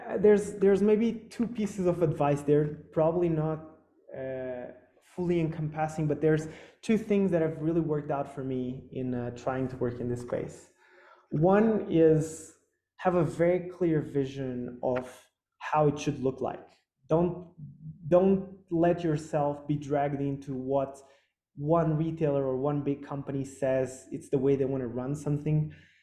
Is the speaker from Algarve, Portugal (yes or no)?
no; Lisbon, Portugal; born there; I was born in Lisbon and my family's Portuguese.